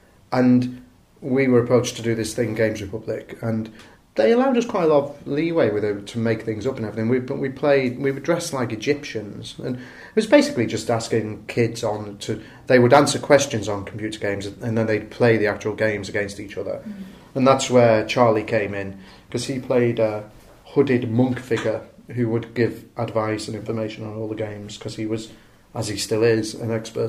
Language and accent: English; Salford, North West England, United Kingdom; I'm from Salford.